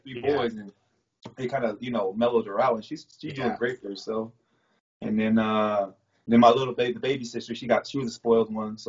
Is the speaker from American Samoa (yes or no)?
yes; American Samoa; born there; also born or lived in California; I was born in American Samoa. So half of my brothers and sisters are American Samoa, and half of us were in California.